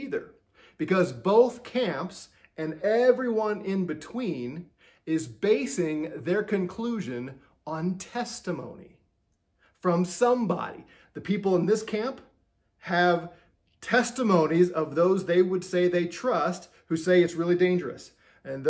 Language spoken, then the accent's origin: English; Missouri, United States; I'm from Missouri. Missouri is the show me state.